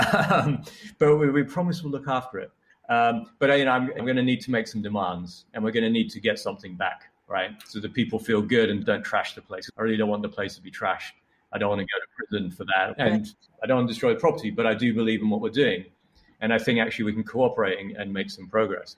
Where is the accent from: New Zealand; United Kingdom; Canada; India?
United Kingdom; Iraq / England; also born or lived in Basra, Iraq; I grew up in England and Iraq. But I was born in Iraq, and up till the age of eight, I spent most of my time in Iraq.